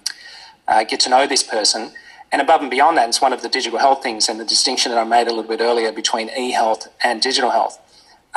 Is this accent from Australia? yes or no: yes; Australia; as an Australian